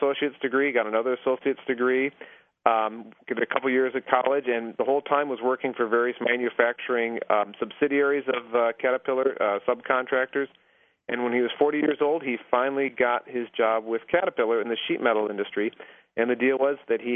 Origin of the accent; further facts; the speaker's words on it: Mossville, Illinois, United States; moved away; I'm from a small town just outside of Peoria called Mossville, Illinois